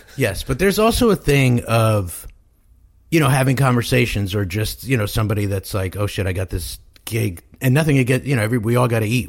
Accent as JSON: {"language": "English", "town": "New York City", "region": "New York", "country": "United States", "tie": "born or raised there", "moved": "as an adult", "lives_now": "Los Angeles, United States", "said": "Born and raised in Manhattan."}